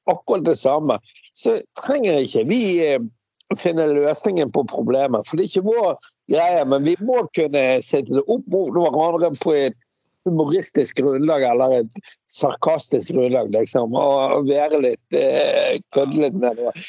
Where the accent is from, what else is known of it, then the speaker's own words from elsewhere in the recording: Bergen, Vestland, Norway; also born or lived in Svalbard; jeg som bergenser